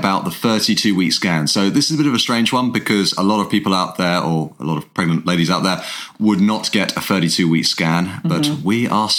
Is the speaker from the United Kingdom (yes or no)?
yes; England, United Kingdom; We're an English guy and an Irish girl that fell in love, got married